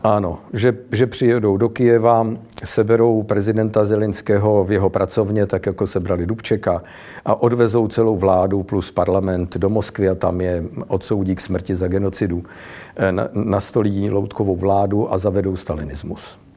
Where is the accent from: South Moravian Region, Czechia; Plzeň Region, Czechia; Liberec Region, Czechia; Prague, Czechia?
Prague, Czechia; u nás v Praze